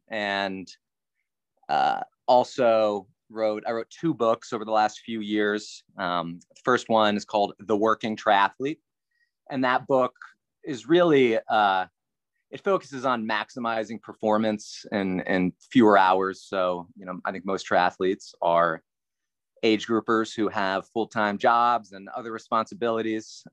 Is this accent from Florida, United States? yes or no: no; near Carlisle, South Central Pennsylvania, United States; I grew up in Pennsylvania, small town, outside of Carlisle, which is near Harrisburg, South Central Pennsylvania.